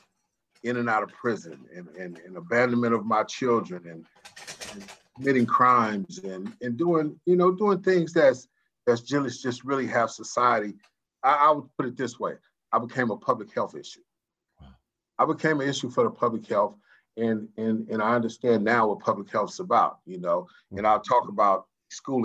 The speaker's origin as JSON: {"language": "English", "town": "San Francisco", "region": "California", "country": "United States", "tie": "born or raised there", "said": "I was born in San Francisco, California, in the Hunters Point area"}